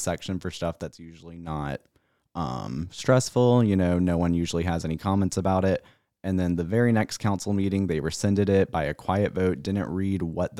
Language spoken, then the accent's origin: English; South Carolina, United States; that my hometown, yes, has, I mean, we elected Russell Fry to take out Tom Rice